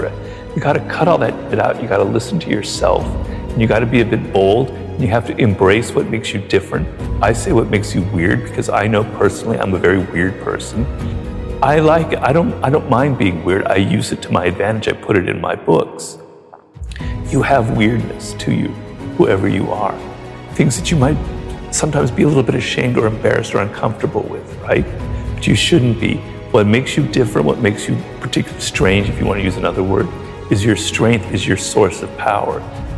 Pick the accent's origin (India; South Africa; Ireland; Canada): Ireland; being an Irishman in Paris in my early 20s, you know, I was having adventures, right?